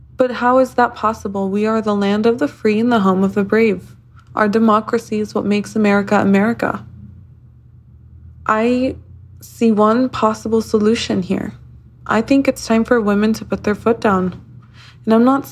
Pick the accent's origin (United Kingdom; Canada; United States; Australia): United States; I, as an American woman